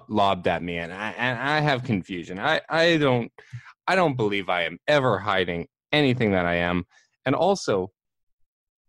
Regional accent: Canada; we're Canadian

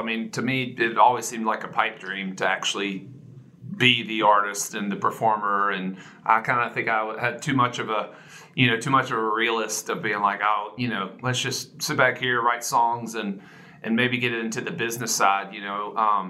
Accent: Augusta, Georgia, United States; moved away as an adult; also born or lived in Athens, Georgia; now in Nashville, United States; Yeah, we grew up in Augusta, Georgia.

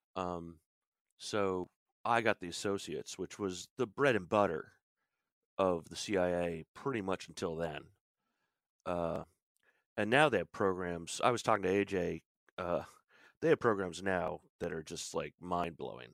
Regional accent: Williamsport, Pennsylvania, United States; moved away as an adult; also born or lived in Boston / Nantucket / New York City / Florida; I'm in the Williamsport, Pennsylvania area, which is northern central Pennsylvania, uh, we're the home of Little League Baseball. This is kinda where I grew up.

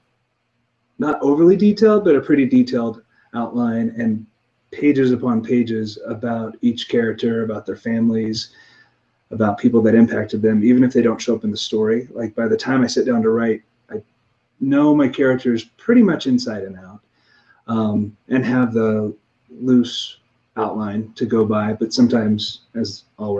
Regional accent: Missouri, United States; I grew up in Missouri

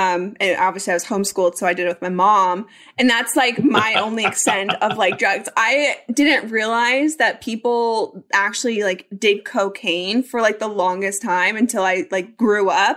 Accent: Colorado, United States; I grew up in Colorado and my family snowboards and they ski

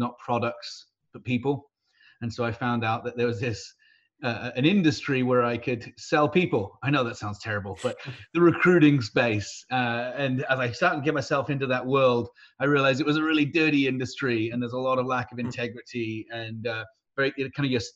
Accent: United Kingdom; moved away as an adult; also born or lived in Texas / Wisconsin; now in San Diego, United States; I'm British by birth, American by choice.

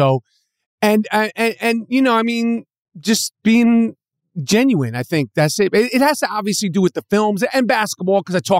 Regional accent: New York City, New York, United States; I mean, I'm from New York City.

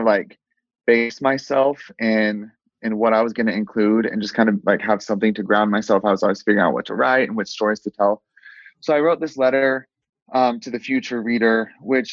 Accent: Willard, Missouri, United States; now in Utah, United States; I grew up in Missouri in a really small town called Willard.

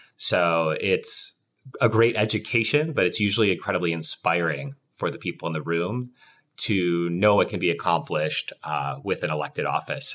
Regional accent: Wisconsin, United States; I grew up in Wisconsin

